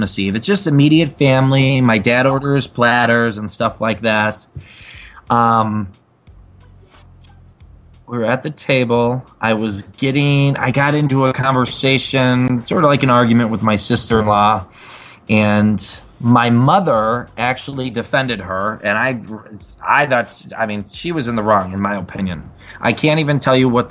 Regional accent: Chicago, Illinois, United States; Originally, I'm from the southwest suburbs of Chicago, Illinois

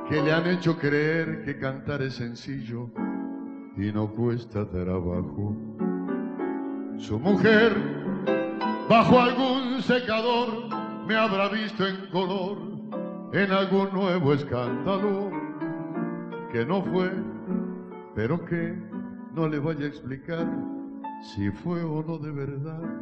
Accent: Mendoza, Argentina; Soy de Mendoza, Argentina.

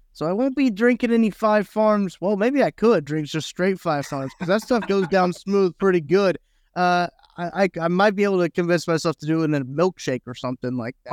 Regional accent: Missouri, United States; I've grown up in Missouri. I've lived in, in Missouri my whole life

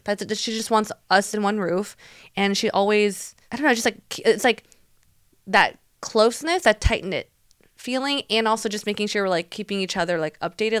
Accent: Taiwan; moved away; me growing up in Taiwan

